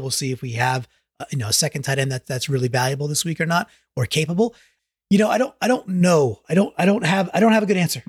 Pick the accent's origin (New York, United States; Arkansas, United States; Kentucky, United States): New York, United States; now in Connecticut, United States; I'm a New Yorker by nature